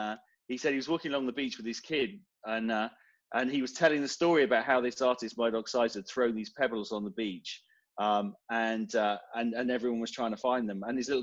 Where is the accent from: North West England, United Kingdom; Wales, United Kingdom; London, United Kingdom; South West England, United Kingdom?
South West England, United Kingdom; Devon; moved away as an adult; now in Portsmouth, United Kingdom; Far southwest of the UK, so down in Devon. Sleepy little city down there, but I settled up here about 20-25 years ago, so this is where I call home.